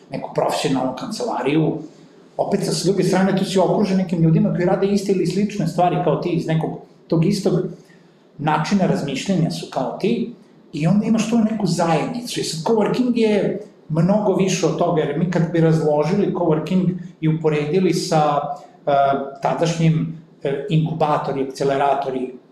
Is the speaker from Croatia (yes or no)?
no; northern Serbia, Serbia; kod nas u Srbiji, posebno kod nas na severu